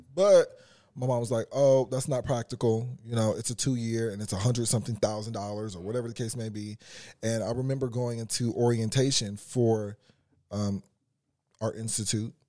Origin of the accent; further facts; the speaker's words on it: Carson, California, United States; I'm from Carson